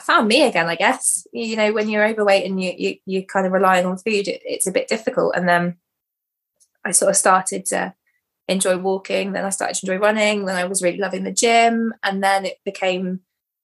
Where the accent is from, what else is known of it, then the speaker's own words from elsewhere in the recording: Dartmoor, Devon, South West England, United Kingdom; We grew up on Dartmoor, sort of just over the hill from Briony Frost